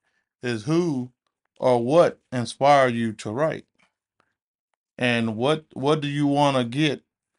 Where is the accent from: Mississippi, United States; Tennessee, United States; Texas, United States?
Texas, United States